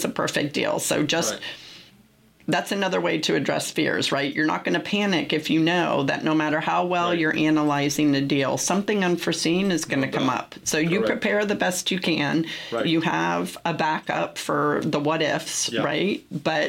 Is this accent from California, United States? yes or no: yes; San Francisco, California, United States; I'm from San Francisco